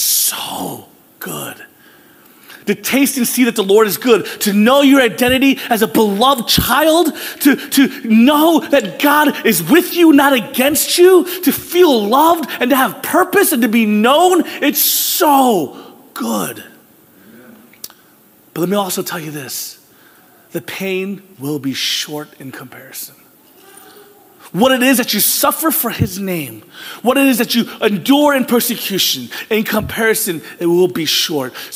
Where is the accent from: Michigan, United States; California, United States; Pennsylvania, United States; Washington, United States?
Pennsylvania, United States; Philadelphia; I was born in Philadelphia